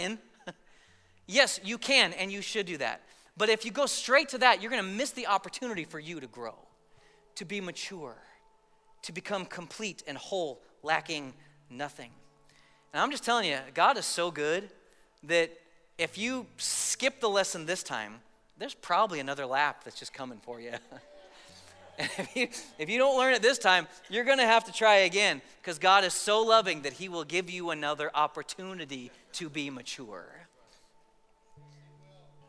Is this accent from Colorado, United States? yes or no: yes; Colorado, United States; I grew up in Colorado